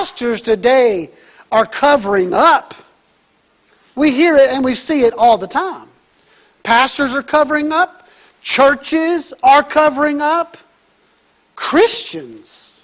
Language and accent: English; Texas, United States; I'm from Texas, so I'm rooting for Baylor